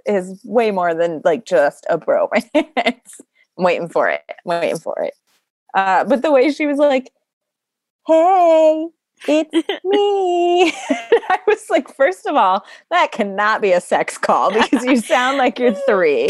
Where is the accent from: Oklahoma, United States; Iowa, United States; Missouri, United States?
Iowa, United States; born or raised there